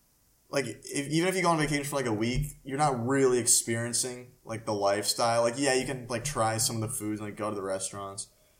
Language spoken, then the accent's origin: English; Palm Harbor, Florida, United States; Oh, I'm, like, from Palm Harbor or, like, East, like, Tarpon Springs.